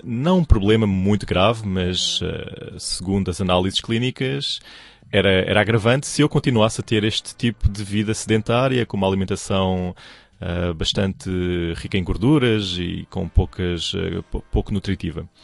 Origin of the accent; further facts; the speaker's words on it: Portugal; moved away as an adult; now in China; eu nasci em Portugal e toda a minha vida, ou seja, toda a minha infância foi passada em, no, nesse país